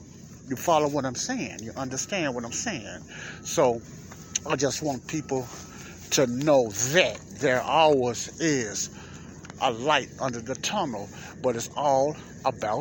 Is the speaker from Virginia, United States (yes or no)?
no; Chicago, Illinois, United States; me and a lot of other youngsters growing up in Morgan Park and Chicago, Illinois